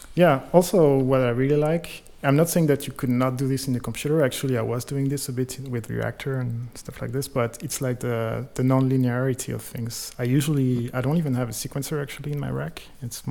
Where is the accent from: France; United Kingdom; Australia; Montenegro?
France; Clermont-Ferrand, Auvergne-Rhône-Alpes; moved away; In France, uh, in a kind of small town in the in the middle of the country. It's called Clermont-Ferrand